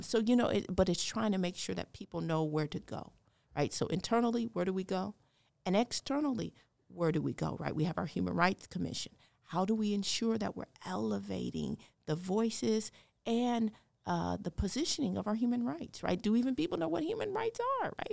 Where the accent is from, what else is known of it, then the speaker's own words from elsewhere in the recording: Denver, Colorado, United States; also born or lived in Ames, Iowa; now in West Des Moines, United States; I'm from Denver, Colorado.